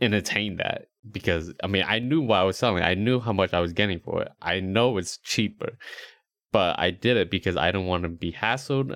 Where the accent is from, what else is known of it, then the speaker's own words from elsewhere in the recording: Rhode Island, United States; moved away; also born or lived in Charlotte, North Carolina; growing up in Rhode Island, like, the suburbs wasn't really the suburbs